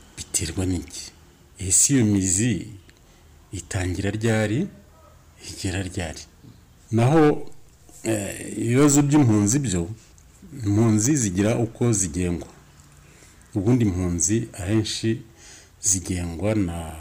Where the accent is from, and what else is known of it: Rwanda